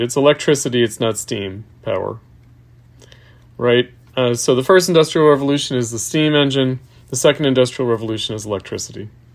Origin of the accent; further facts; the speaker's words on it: Long Island, New York, United States; I'm from New York, I'm from Long Island